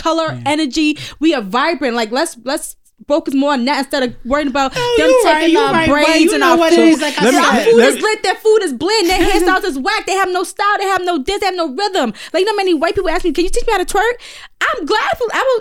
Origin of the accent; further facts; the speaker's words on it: United States; We're American.